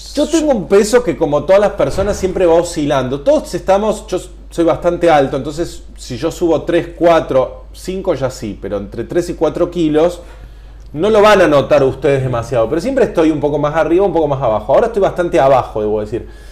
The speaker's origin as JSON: {"language": "Spanish", "country": "Argentina", "said": "en Argentina, cuando decimos limonas secas, nos referimos al limón amarillo, que es el limón más común acá"}